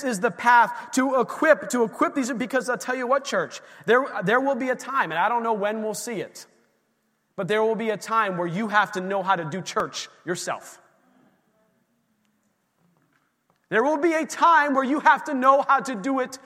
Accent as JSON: {"language": "English", "town": "Erie", "region": "Pennsylvania", "country": "United States", "tie": "born or raised there", "said": "where we grew up in Erie"}